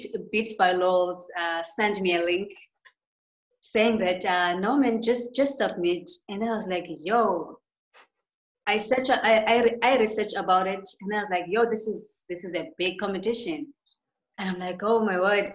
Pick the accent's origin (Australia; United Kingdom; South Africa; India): South Africa; all the way from South Africa